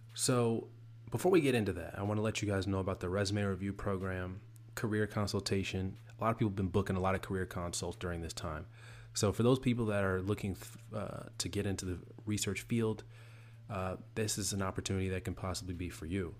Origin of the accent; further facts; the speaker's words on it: the South, United States; I'm from the South